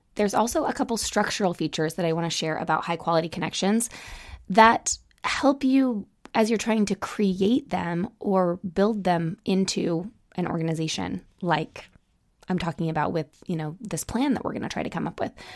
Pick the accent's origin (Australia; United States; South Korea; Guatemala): United States; Utah; I grew up in Utah